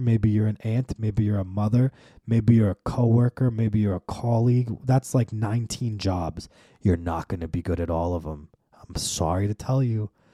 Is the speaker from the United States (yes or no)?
yes; United States; we're American